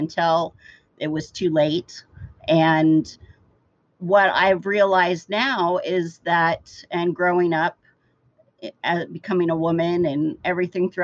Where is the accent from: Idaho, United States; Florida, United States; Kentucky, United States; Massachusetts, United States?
Idaho, United States; I grew up in Idaho, where it was a very conservative area